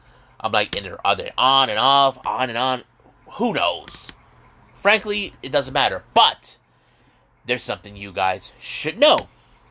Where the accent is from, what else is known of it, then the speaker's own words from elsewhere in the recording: San Diego, California, United States; I'm actually from San Diego